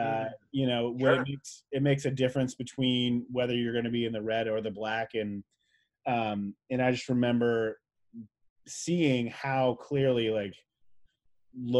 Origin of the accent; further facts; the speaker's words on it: New Jersey, United States; I grew up in New Jersey, which is a pretty progressive state even back then